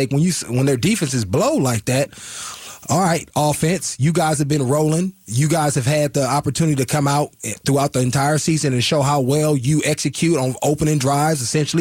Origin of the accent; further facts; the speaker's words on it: Oakland, California, United States; I grew up in the Bay Area, Oakland